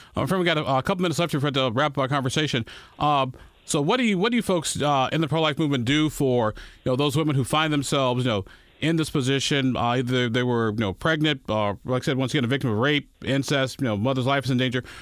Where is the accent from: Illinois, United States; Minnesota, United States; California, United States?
Illinois, United States; now in Indiana, United States; my home state of Illinois